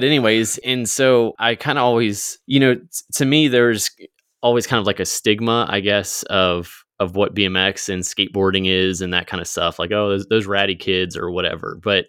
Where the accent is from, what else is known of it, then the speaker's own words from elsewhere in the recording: Virginia, United States; now in Springfield, United States; So I grew up in Virginia, currently in Springfield, Missouri area right now.